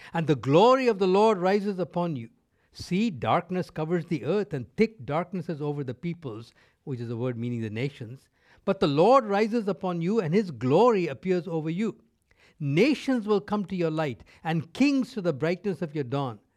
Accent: North India, India; first language Tamil; English is a second language; now in North America; I grew up in India. Uh, I spoke Tamil, which was my mother tongue. I spoke Hindi, which was the lingua franca of that country, living in North India

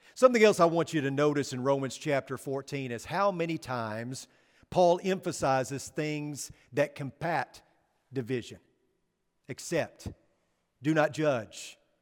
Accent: Northeast Arkansas, United States; moved away; growing up in Northeast Arkansas

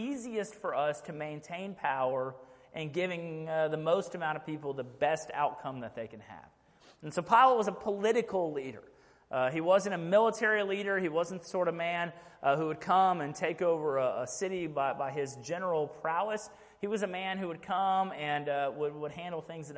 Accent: Fort Bend ISD, Texas, United States; moved away as an adult; now in Rockdale, United States; I grew up in Fort Mend ISD

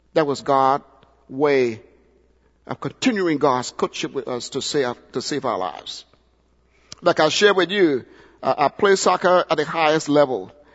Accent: Liberia; now in United States; my home country, Liberia

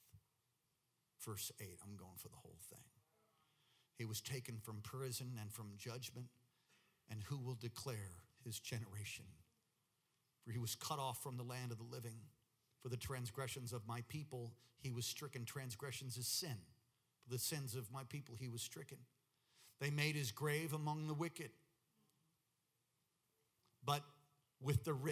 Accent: New York, United States; moved away; I'm from New York, so if I start talking fast, you'll understand

